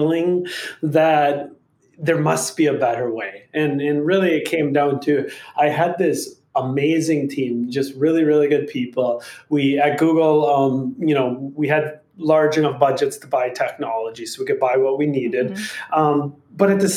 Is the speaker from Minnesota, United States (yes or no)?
yes; Minnesota, United States; moved away as an adult; now in California, United States; I grew up in Minnesota in literally farmland. Like my town had 300 people.